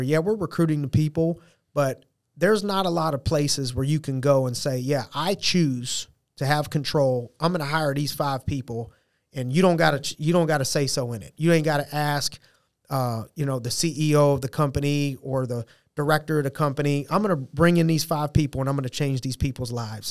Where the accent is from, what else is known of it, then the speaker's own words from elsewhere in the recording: Youngstown, Ohio, United States; moved away; opened up a youth program in my hometown, Youngstown, Ohio.